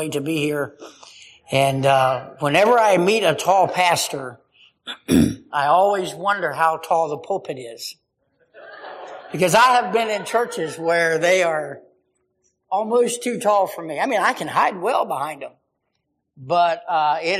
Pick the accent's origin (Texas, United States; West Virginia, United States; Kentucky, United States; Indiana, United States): West Virginia, United States; now in Hanover, United States; we're from West Virginia, but we live in Pennsylvania right now.